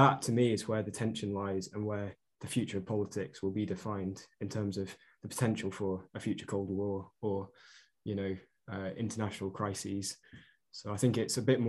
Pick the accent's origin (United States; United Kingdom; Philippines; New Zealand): United Kingdom; Chester, North West England; I'm from Chester